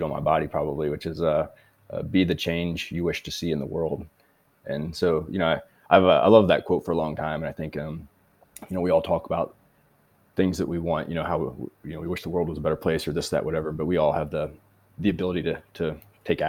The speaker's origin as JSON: {"language": "English", "region": "Missouri", "country": "United States", "also_born_or_lived": "Hawaii / California / Colorado", "moved": "as an adult", "lives_now": "United Kingdom", "said": "originally from Missouri and currently living in the United Kingdom"}